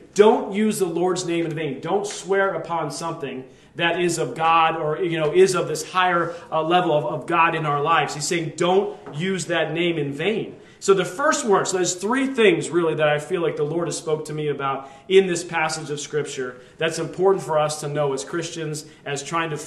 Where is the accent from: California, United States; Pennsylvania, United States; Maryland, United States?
Pennsylvania, United States; Lehigh Valley; we grew up there in the Lehigh Valley